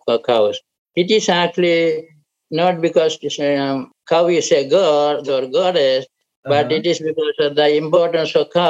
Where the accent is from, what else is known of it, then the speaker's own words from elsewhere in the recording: Kerala, India; moved away as an adult; now in Philippines; Okay, I am from Kerala, India. I was born and grew up there, and I studied my priesthood.